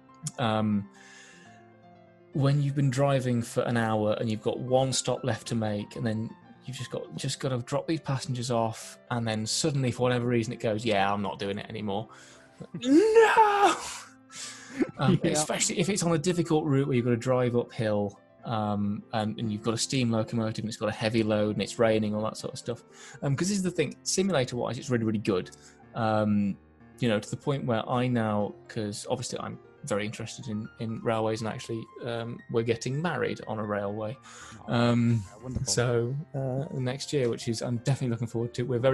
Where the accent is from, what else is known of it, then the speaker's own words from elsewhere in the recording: Kidderminster, West Midlands, United Kingdom; my hometown team, Kidderminster Harriers